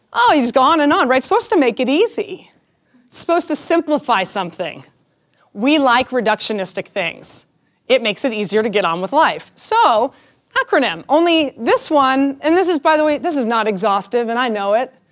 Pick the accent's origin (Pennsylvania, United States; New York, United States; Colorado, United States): Colorado, United States; Denver; I am born and raised in Denver